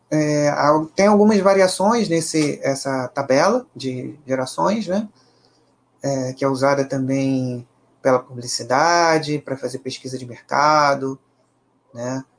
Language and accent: Portuguese; Brazil; pela nossa própria ancestralidade enquanto brasileiros